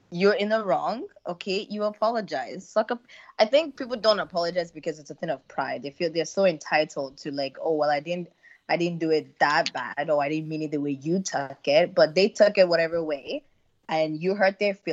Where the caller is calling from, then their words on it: Canada; This is … from Canada.